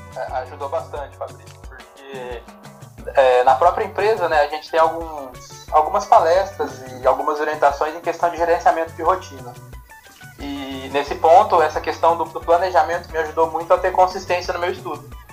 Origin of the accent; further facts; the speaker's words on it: Guaíra, São Paulo, Brazil; eu venho de uma cidade bem pequenininha aqui do interior de São Paulo, chama Guaíra